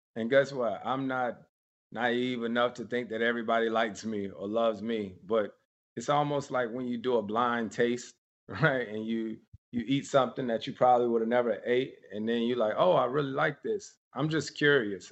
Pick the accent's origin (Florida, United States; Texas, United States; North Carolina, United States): North Carolina, United States; Winston-Salem; born or raised there